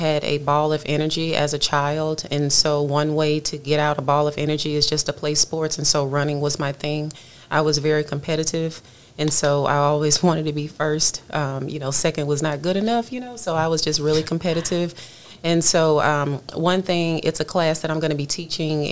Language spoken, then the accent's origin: English; Louisiana, United States; moved away as an adult; now in Texas, United States; I'm from Louisiana, and so I understand all of the things Louisiana. I moved to Texas about 7 years ago